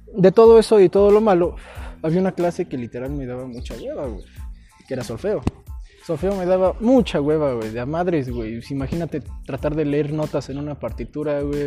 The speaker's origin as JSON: {"language": "Spanish", "country": "Mexico", "said": "Orgullosamente de Gilo"}